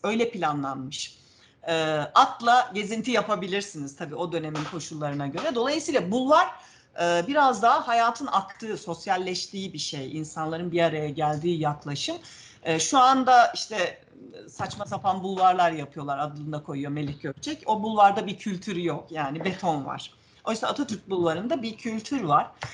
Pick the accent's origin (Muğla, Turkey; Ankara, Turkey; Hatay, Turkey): Ankara, Turkey; also born or lived in Manisa; 3 yaşında Ankara'ya gelmişiz. Ankara'da büyüdüm ben